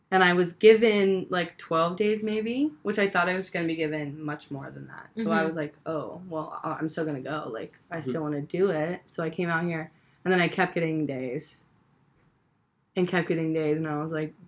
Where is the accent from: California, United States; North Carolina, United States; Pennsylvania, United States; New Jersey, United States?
North Carolina, United States; Asheville; moved away as an adult; also born or lived in Wilmington, North Carolina; I'm from North Carolina. Where in North Carolina? Asheville, North Carolina